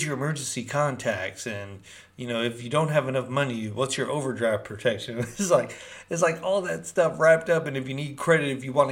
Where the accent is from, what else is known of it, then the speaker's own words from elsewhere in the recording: Berkeley, California, United States; also born or lived in Peru; from Berkeley, California